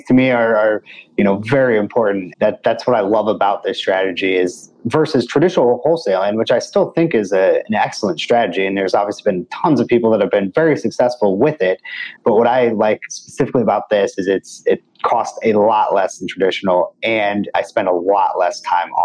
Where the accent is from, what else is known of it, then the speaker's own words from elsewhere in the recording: St. Louis, Missouri, United States; I'm from St. Louis, right here in your home market.